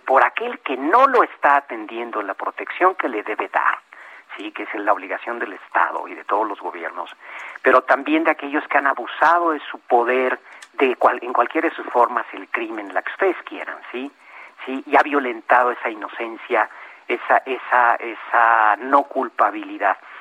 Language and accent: Spanish; Mexico; como, mexicanos